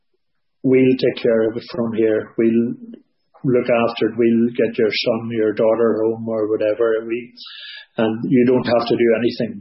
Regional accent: Newry, Northern Ireland, United Kingdom; we're from Newry County down

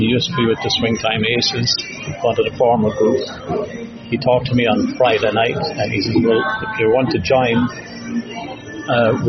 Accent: Limerick, Munster, Ireland; moved away as an adult; now in Canada; I was from Limerick

